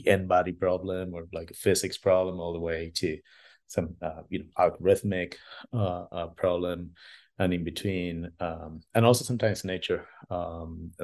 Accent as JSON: {"language": "English", "country": "Argentina", "said": "I'm originally from Argentina"}